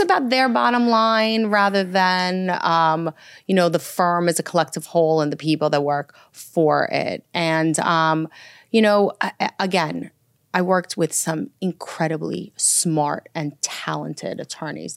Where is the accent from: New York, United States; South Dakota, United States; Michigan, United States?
New York, United States; New York City; also born or lived in Minsk, Belarus / Roslyn, Long Island, New York; settled into Brooklyn first and, um, lived there until about the age of ten. And then my parents moved to Roslyn, Long Island